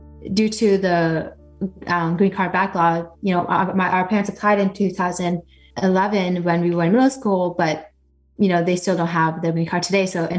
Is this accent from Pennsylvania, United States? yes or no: no; Fremont, California, United States; very pretty typical, just children growing up in the Bay.